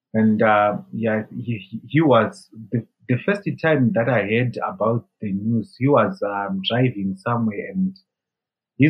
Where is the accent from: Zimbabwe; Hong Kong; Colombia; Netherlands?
Zimbabwe; I left Zimbabwe to India